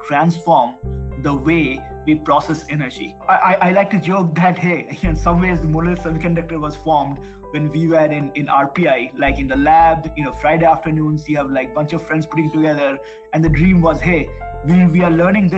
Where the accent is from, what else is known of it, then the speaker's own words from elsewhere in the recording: India; moved away as an adult; I'm originally from India, and I did my undergrad there.